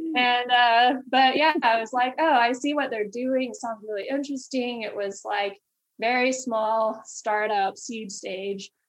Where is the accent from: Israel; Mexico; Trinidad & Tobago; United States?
United States; Amarillo, Texas; I'm originally from Amarillo, Texas. It's in um, West Texas and a small city um, and uh, so just was born and raised there